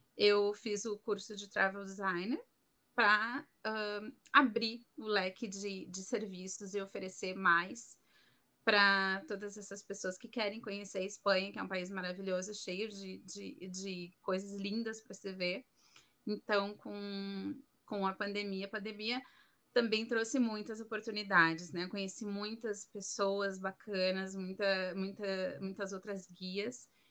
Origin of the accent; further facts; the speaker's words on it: Porto Alegre, Rio Grande do Sul, Brazil; moved away as an adult; now in Madrid, Spain; eu sou gaúcha de Porto Alegre, no Rio Grande do Sul